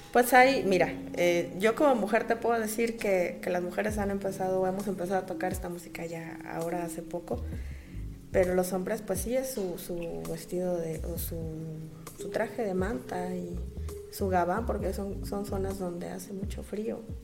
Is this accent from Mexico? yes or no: yes; Uruapan, Michoacán, Mexico; moved away as an adult; now in La Piedad, Mexico; soy originaria de Uruapan, Michoacán